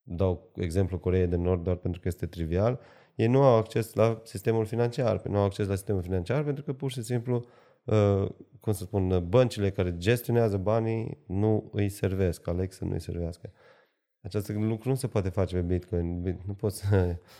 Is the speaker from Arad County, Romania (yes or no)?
yes; Arad, Arad County, Romania; sunt din Arad